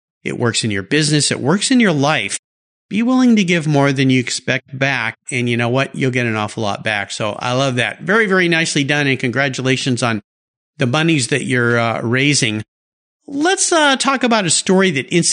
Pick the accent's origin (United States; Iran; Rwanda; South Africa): United States; Southern California; I grew up in Southern California. I was a surfer